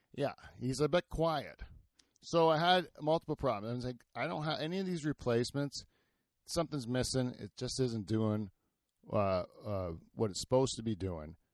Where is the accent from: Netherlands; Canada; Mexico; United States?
Canada